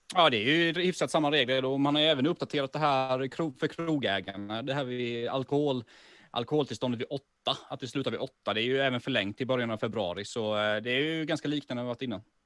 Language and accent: Swedish; Sweden; now in Malmö, Sweden; jag bor ju i Malmö, men jag är ju från Småland från början